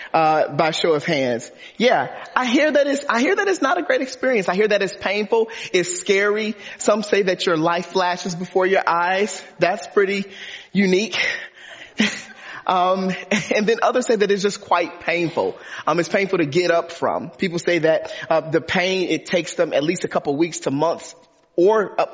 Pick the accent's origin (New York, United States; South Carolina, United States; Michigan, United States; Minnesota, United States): Michigan, United States; Detroit; I grew up in Detroit, Michigan.